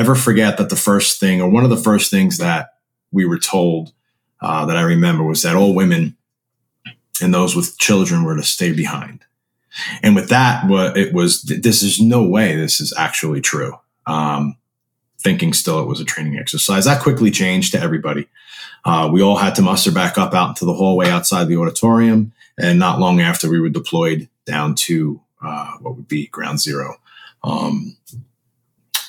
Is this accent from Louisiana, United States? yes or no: no; New York, United States; I grew up in New York my whole life